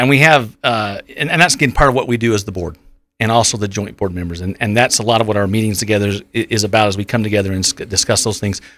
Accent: Providence, Utah, United States; I'm from Providence, so born and raised here in the Valley.

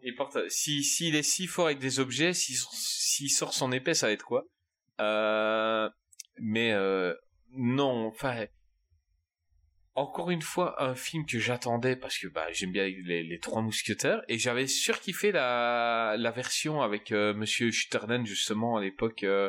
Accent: Belgium; je suis belge

